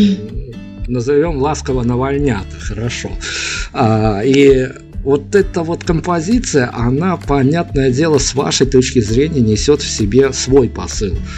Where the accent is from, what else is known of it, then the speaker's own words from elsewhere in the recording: Belarus; мы из Беларуси